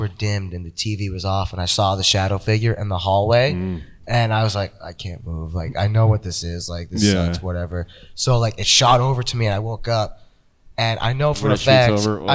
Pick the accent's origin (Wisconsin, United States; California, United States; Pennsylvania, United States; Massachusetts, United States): Massachusetts, United States; where we grew up.